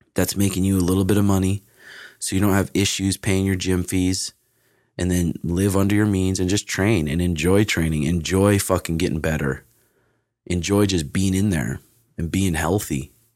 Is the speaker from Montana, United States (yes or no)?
yes; Great Falls, Montana, United States; born or raised there; also born or lived in Portland